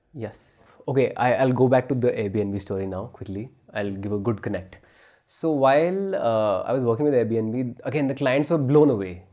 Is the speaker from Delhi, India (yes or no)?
yes; New Delhi, Delhi, India; also born or lived in New Zealand; I'm from Rajouri Garden